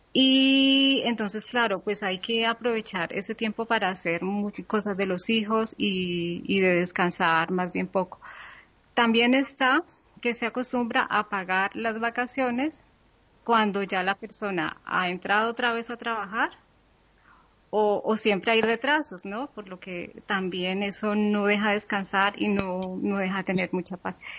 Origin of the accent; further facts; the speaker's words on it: Cali, Valle del Cauca, Colombia; moved away as an adult; en, en, Cali, en mi país